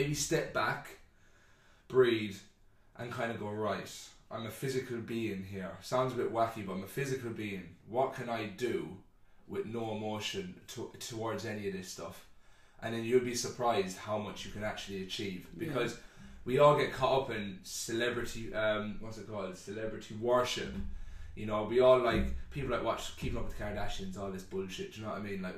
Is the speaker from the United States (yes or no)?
no; Ireland; growing up in Ireland, you're used to funerals every feckin' weekend